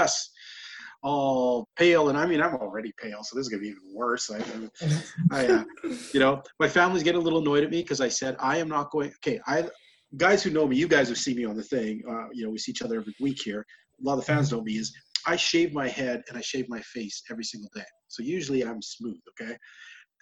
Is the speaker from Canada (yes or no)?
yes; Alberta, Canada; up where I live, people, especially in my hometown here